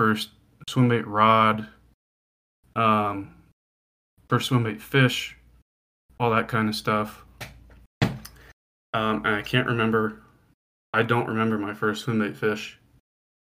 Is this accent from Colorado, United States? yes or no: yes; Western Colorado, United States; growing up in Western Colorado